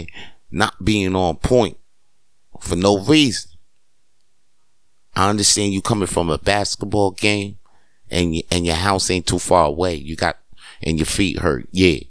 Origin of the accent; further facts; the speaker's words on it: New York, United States; moved away; I grew up in New York